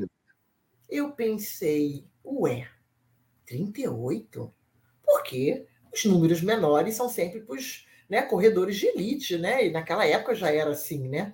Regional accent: Brazil; eu sou do Brasil

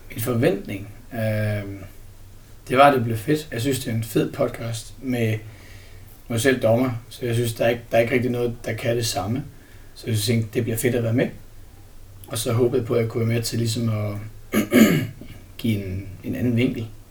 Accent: Herning, Central Denmark Region, Denmark; nu kommer jeg fra Herning, så der er jeg meget i Herning og Holstebro og Ikast

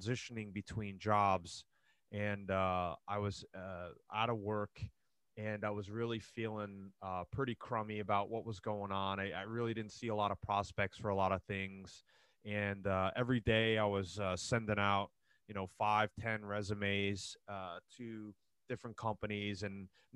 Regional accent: New Jersey, United States; moved away as an adult; also born or lived in Monmouth County, New Jersey; now in Seattle area, United States; And then I grew up in New Jersey, so I'm from Jersey originally

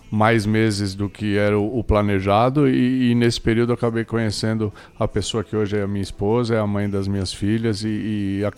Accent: São Paulo, Brazil; moved away as an adult; also born or lived in Paraná; Sou natural de São Paulo, São Paulo, me formei em Educação Física em São Paulo, pela USP

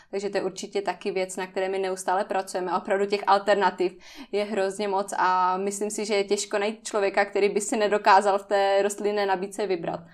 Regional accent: Ostrava, Moravian-Silesian Region, Czechia; pocházím z Ostravy

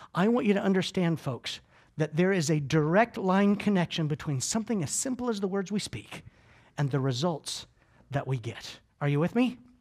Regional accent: Georgia, United States; also born or lived in Clearwater, Florida; I am from Georgia

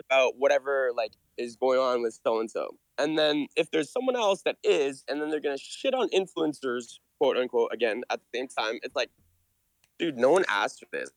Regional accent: Canada; I'm Canadian

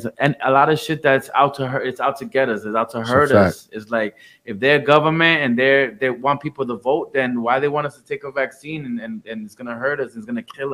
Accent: New York City, New York, United States; also born or lived in Puerto Rico; I came to Jamaica, Queens when I was 3 years old.

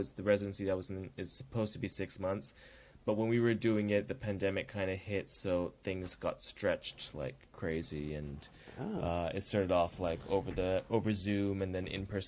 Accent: Toronto, Ontario, Canada; We were both born and raised in Scarborough, Toronto, and what it was like being Tamil kids there.

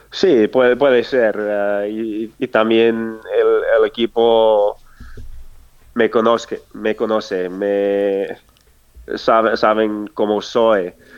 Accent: Durango, Colorado, United States; Spanish is a second language; moved away; mi pueblo de, de Rango ah, hay el, el, Colorado Trail

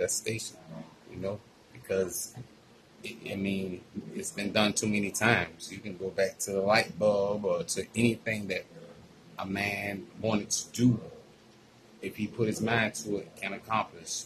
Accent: Savannah, Georgia, United States; born and raised in Savannah, Georgia.

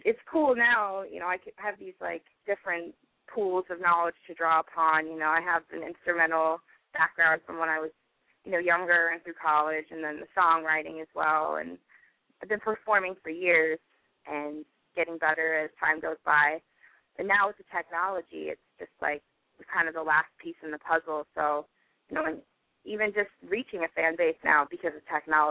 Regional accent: Salt Lake City, Utah, United States; moved away; originally I am from Utah

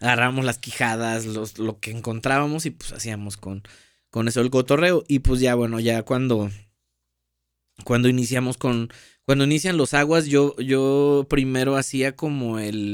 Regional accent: Paso de Ovejas, Veracruz, Mexico; yo soy de Paso de Ovejas, Veracruz

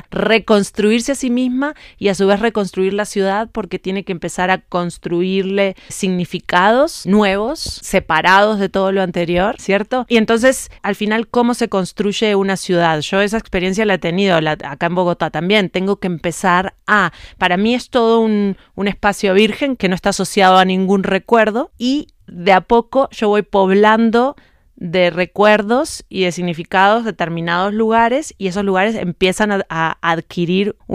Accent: Uruguay; moved away; also born or lived in France; Yo me fui de Uruguay en 2005 a Francia primero y ahí empezó mi periodo itinerante que sigue hasta hoy

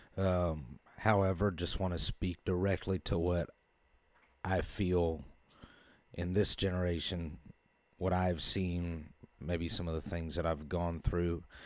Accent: Carmel, Indiana, United States; I am from Carmel, Indiana, about twenty minutes north of Indianapolis.

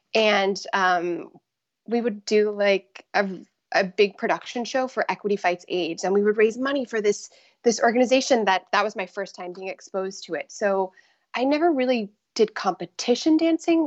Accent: Tampa, Florida, United States; moved away; I grew up in the Tampa Bay area in Florida

